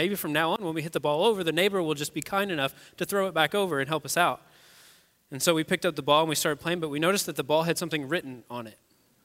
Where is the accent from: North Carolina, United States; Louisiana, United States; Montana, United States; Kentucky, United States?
Kentucky, United States; moved away as an adult; now in Westfield, United States; I'm actually not even a native Hoosier. I'm from Kentucky originally